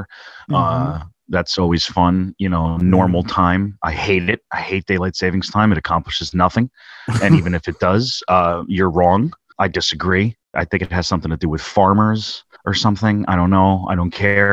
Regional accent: New Jersey, United States; We're probably the only two sensitive guys from New Jersey

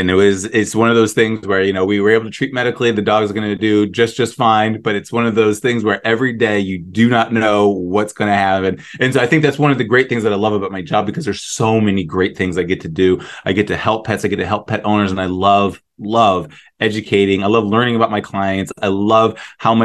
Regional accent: New Mexico, United States; also born or lived in Illinois; now in Carol Stream, United States; I grew up in New Mexico

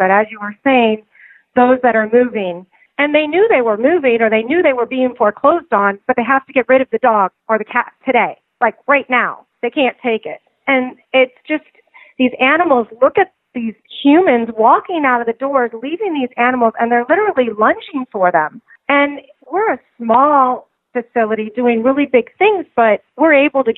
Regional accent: Miami, Florida, United States; also born or lived in New York; I was born and raised in Miami

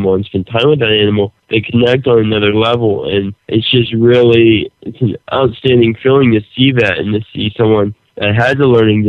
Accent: Louisiana, United States; I'm from Louisiana.

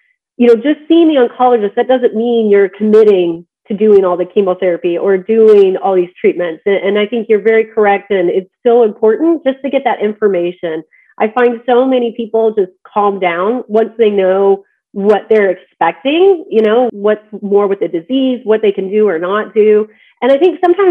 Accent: Midwest, United States; moved away; also born or lived in Georgia / Colorado; I'm actually from the Midwest, so I grew up on a farm

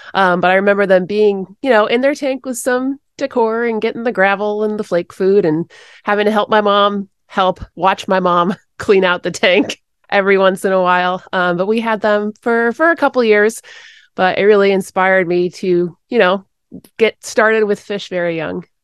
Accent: Connecticut, United States; also born or lived in Rhode Island; There were lots of dairy farms and horses where I grew up in Connecticut

